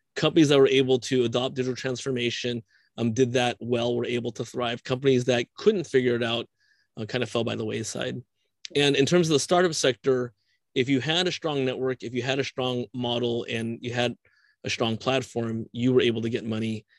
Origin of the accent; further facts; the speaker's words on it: California, United States; I'm a Californian